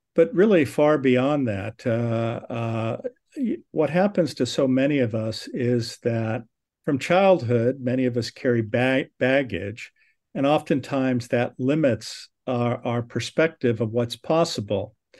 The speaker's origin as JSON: {"language": "English", "region": "Southern California", "country": "United States", "tie": "born or raised there", "said": "I was born in Southern California."}